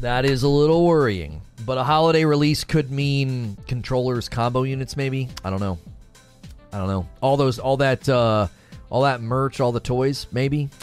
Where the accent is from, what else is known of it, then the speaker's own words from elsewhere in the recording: Northern Ohio, United States; moved away as an adult; now in Louisville, United States; I'm originally from Northern Ohio. I'm in Louisville, Kentucky for officially this year